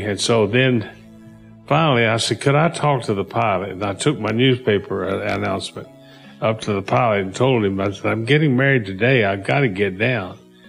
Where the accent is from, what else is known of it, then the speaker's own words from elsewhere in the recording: Knoxville, Tennessee, United States; growing up in Knoxville.